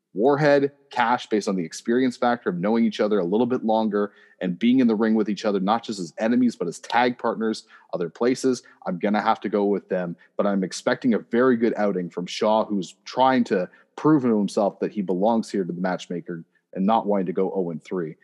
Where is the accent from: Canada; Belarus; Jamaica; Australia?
Canada; Oshawa, Ontario; I am from Oshawa